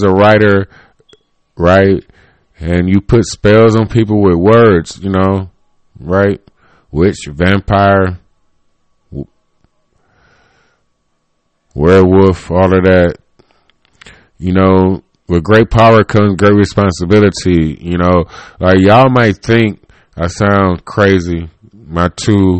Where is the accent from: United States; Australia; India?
United States; Cleveland, Ohio; I was born in Cleveland, Ohio. And so I am like Cleveland, Ohio